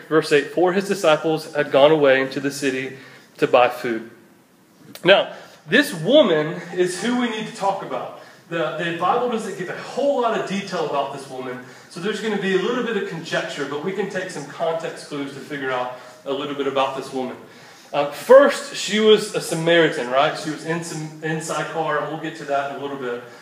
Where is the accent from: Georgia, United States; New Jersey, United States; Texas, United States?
Georgia, United States; Cumming; also born or lived in Statesboro, Georgia; my hometown of Cummings